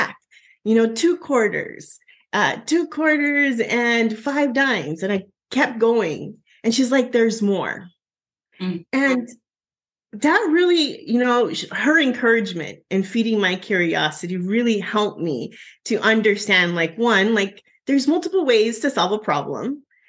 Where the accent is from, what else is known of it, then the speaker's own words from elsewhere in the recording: Southern Arizona, United States; My hometown is about 10,000 people in Southern Arizona.